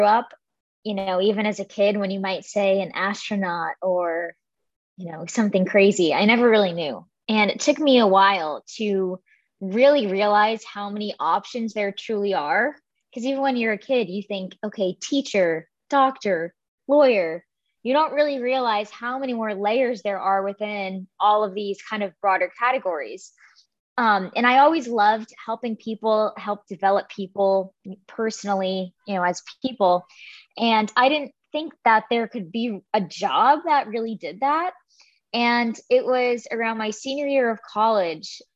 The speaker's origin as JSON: {"language": "English", "region": "Rhode Island", "country": "United States", "tie": "born or raised there", "also_born_or_lived": "Florida", "moved": "as an adult", "said": "I was born and raised in Rhode Island, which is near New York"}